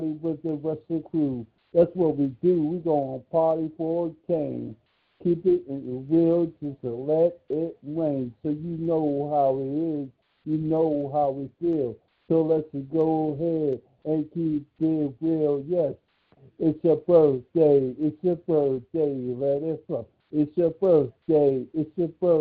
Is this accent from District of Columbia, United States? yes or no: yes; Washington, District of Columbia, United States; I'm from Washington, D.C., originally